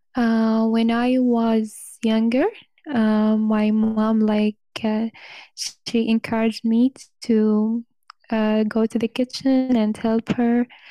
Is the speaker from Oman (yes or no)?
yes; Oman; English is a second language; I'm from Oman